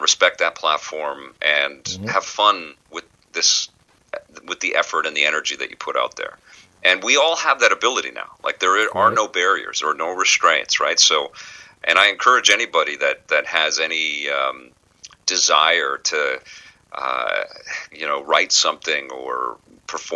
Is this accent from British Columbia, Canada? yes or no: yes; Vancouver, British Columbia, Canada; There was a pool hall where I grew up in Vancouver in an area called Kitsilano